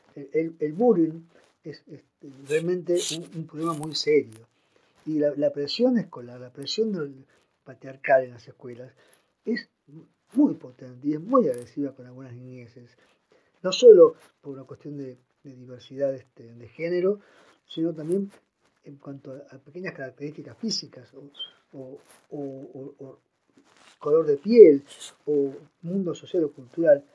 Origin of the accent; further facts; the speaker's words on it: Posadas, Misiones, Argentina; moved away; also born or lived in Buenos Aires; Nací en Posadas en 1954.